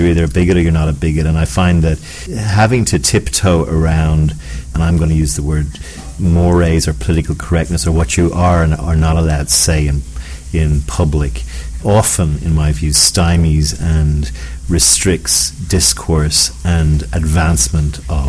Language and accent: English; Ireland; As an Irishman